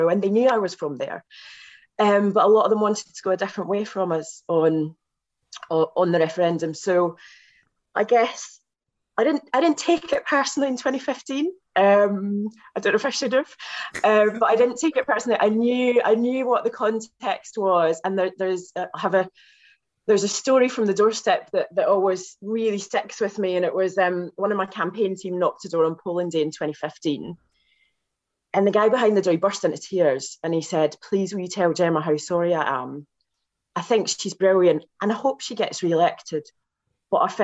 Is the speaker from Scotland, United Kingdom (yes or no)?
yes; West Dunbartonshire, Scotland, United Kingdom; moved away; my hometown